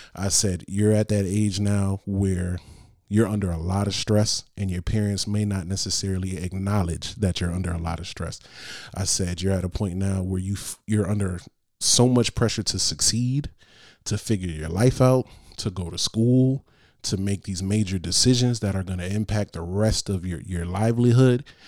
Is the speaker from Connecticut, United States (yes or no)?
yes; Bridgeport, Connecticut, United States; From Bridgeport.